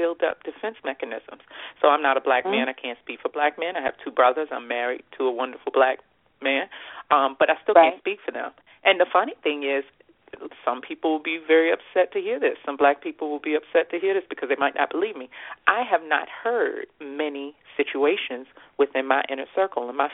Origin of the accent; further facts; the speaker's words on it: United States; I'm an American and I'm privileged to be an American.